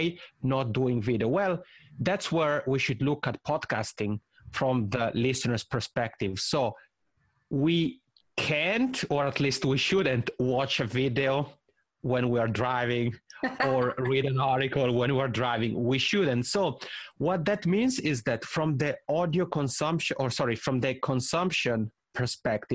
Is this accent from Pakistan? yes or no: no; Italy; accent: Italian ("macaroni accent"); first language Italian; English is a second language; I'll have a couple in Italian, which is my mother tongue. That's why I have this funny macaroni accent.